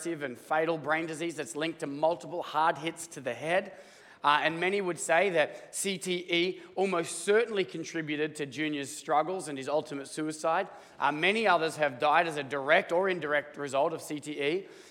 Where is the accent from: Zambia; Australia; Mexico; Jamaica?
Australia; now in United States; I'm Australian